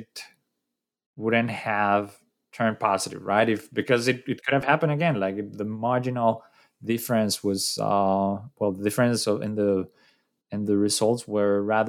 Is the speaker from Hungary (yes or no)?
no; Colombia; I'm from Colombia